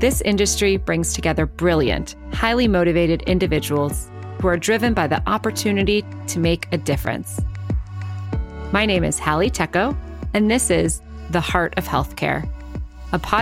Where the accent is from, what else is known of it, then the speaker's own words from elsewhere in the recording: Cleveland, Ohio, United States; we are both from Cleveland, Ohio